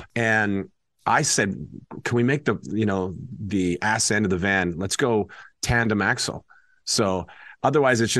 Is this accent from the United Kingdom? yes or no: no; Canada; growing up in Canada